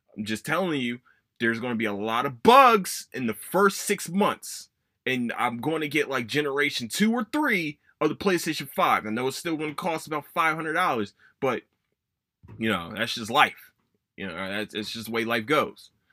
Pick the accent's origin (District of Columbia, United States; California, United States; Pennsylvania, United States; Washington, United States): Pennsylvania, United States; Philadelphia; my hometown